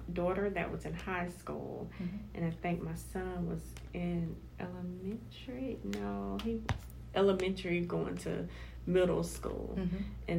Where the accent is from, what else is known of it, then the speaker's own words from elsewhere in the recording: Columbus, Georgia, United States; I'm born and raised from Columbus, Georgia